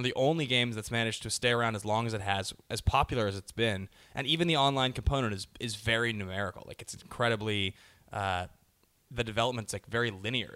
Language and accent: English; Seattle, Washington, United States; now in Los Angeles, United States; That's where I'm from. I'm from Seattle